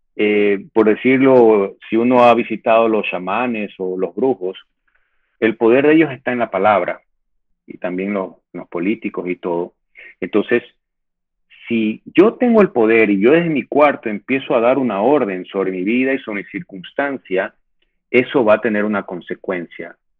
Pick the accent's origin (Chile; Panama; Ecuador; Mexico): Ecuador; yo me siento ecuatoriano